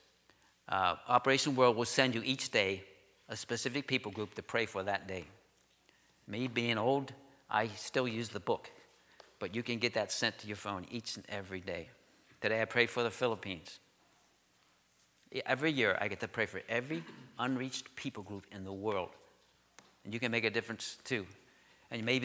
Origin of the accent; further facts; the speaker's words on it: Juniata, Pennsylvania, United States; I grew up here in Juniata.